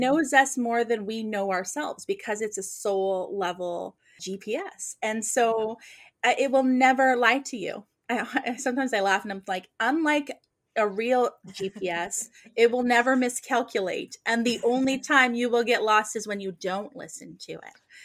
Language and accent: English; Nova Scotia, Canada; moved away as an adult; I was born and raised in Nova Scotia